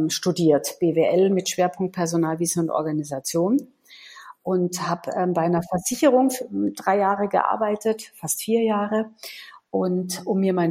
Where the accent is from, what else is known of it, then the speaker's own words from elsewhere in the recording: Munich, Bavaria, Germany; ich komme aus München